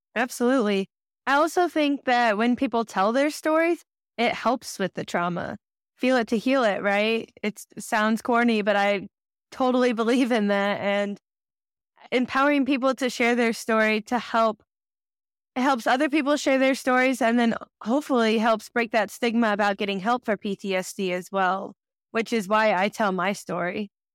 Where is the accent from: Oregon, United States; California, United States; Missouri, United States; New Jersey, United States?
Missouri, United States; Kansas City; I grew up in Kansas City, Missouri